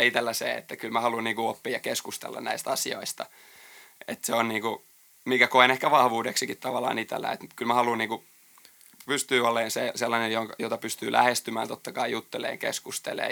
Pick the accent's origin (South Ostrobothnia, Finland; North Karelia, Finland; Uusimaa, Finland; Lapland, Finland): South Ostrobothnia, Finland; Jalasjärvi; moved away; mä oon Jalasjärveltä tosiaan kotosi